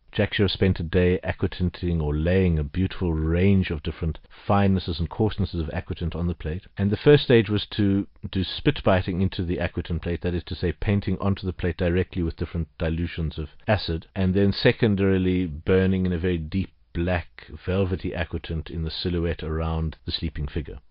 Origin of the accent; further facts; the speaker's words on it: Johannesburg, Gauteng, South Africa; Growing up in Johannesburg as a child